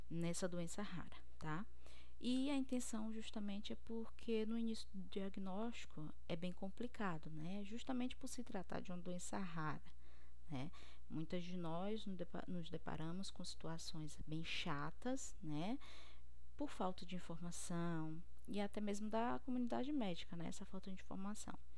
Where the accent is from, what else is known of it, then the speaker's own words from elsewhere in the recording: Cruz das Almas, Bahia, Brazil; now in Fortaleza, Brazil; eu sou bióloga, eu sou baiana de Cruz das Almas. Atualmente eu estou morando no Ceará, em Fortaleza, porque eu estou fazendo doutorado aqui.